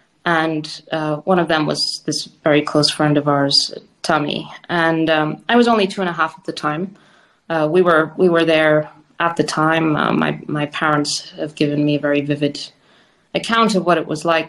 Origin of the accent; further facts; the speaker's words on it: South Africa; born there; Well, I was born in South Africa in 1983 to a Cuban father and Spanish mother.